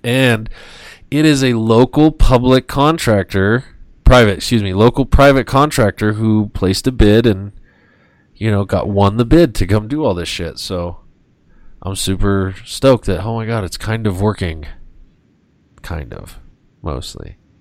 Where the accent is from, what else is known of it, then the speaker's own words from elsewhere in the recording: United States; I was very fortunate to be born in this country and to to, to be a citizen.